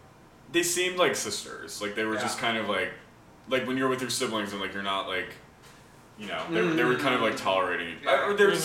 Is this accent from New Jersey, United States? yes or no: yes; New Jersey, United States; I'm from Jersey, too.